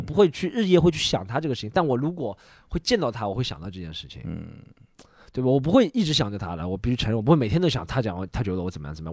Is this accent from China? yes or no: yes; Shanghai, China; 你上海来的，你你挺厉害的